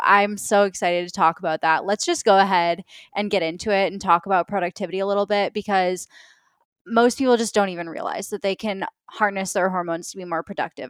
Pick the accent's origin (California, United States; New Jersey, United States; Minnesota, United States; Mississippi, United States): Minnesota, United States; I grew up in Minnesota